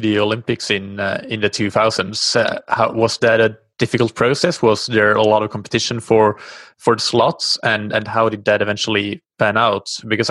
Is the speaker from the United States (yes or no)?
no; Finland; I'm lucky being from Finland